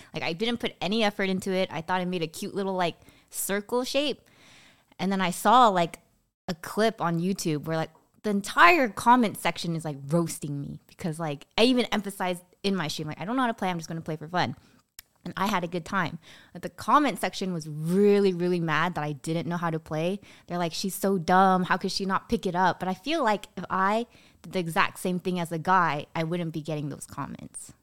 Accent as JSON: {"language": "English", "area": "Bay Area", "region": "California", "country": "United States", "tie": "born or raised there", "said": "Grew up in the Bay Area"}